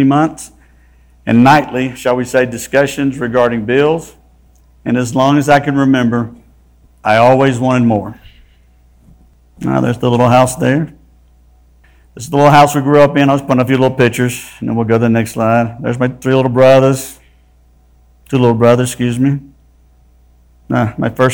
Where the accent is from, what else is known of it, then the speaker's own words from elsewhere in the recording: South Mississippi, United States; moved away as an adult; also born or lived in Laurel, Mississippi / Duncanville, Texas / Boca Raton, Florida / Plano, Texas; I was born in South Mississippi